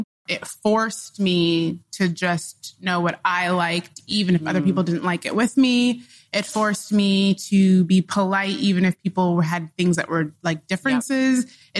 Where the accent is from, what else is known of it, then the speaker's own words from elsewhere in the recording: Oklahoma, United States; born there; also born or lived in Dodge City, Kansas / Illinois / Michigan; I moved around a lot when I was growing up. I was born in Oklahoma. I moved to Dodge City, Kansas. Then I moved to Illinois, Michigan. Then I moved to Illinois, like a lot of really small towns throughout the middle of the country